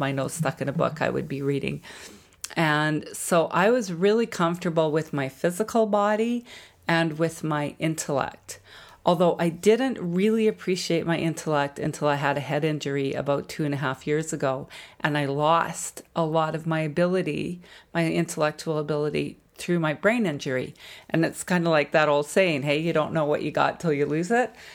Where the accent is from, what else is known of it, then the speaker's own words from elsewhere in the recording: Jasper, Alberta, Canada; I grew up in Jasper, Alberta